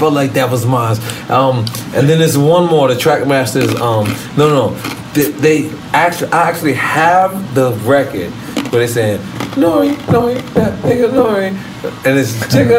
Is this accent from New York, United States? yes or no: yes; New York City, New York, United States; I'm from Queens.